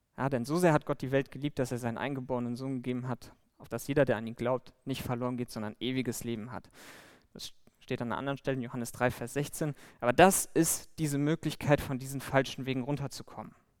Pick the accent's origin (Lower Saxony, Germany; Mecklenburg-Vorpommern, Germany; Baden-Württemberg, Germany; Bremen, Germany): Bremen, Germany; moved away; ich komme ursprünglich aus Bremen